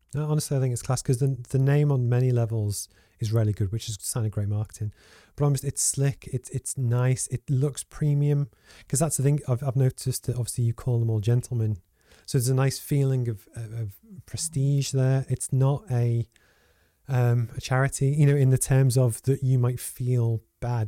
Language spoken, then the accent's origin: English; Liverpool, North West England, United Kingdom; also born or lived in Low Fell, Gateshead; now in Gateshead, United Kingdom; I grew up in Liverpool